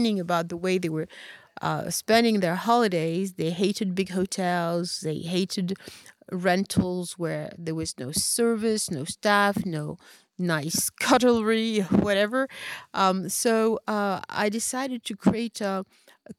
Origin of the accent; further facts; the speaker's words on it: Paris, Île-de-France, France; moved away as an adult; now in Marrakesh, Morocco; I grew up in Paris, and I was always the only black person everywhere.